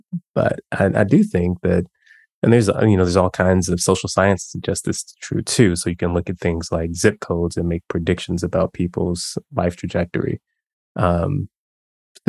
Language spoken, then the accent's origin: English; Chicago, Illinois, United States; also born or lived in Mississippi; I grew up in Chicago